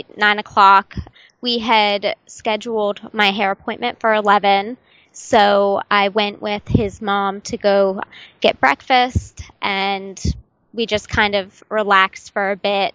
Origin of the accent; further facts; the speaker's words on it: United States; I'm from America